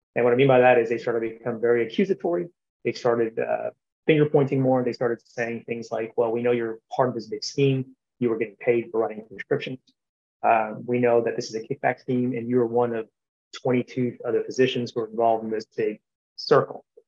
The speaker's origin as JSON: {"language": "English", "town": "Columbus", "region": "Georgia", "country": "United States", "tie": "born or raised there", "said": "Columbus, Georgia, which is my hometown where, where I currently reside"}